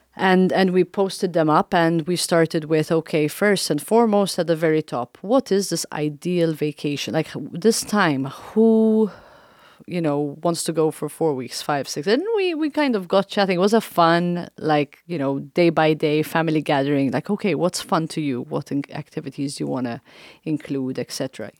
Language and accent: English; Malta; also born or lived in East Coast, United States; now in Council Bluffs, United States; I'm from Malta. I'm surrounded by water. I lived and grew up on an island